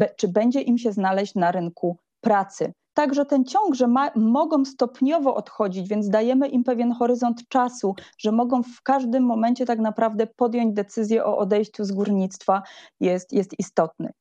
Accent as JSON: {"language": "Polish", "region": "Silesian Voivodeship", "country": "Poland", "said": "sama jestem ślązaczką"}